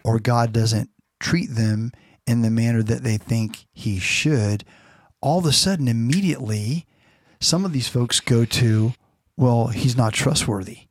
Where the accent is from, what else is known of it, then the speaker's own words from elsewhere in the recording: Florida, United States; now in California, United States; growing up in Florida and now in California